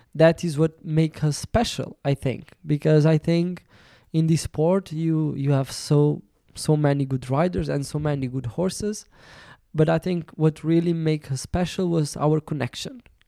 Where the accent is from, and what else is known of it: Portugal; English is a second language